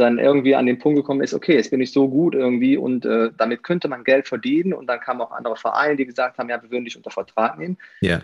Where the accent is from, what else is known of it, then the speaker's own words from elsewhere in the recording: Aachen, North Rhine-Westphalia, Germany; accent: Rhenish; now in Eifel, Germany; ich komme aus, aus Aachen.